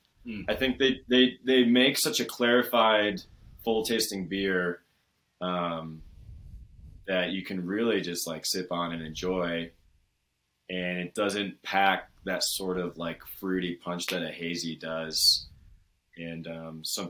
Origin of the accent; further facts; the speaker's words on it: New England, United States; now in Colorado, United States; I grew up in New England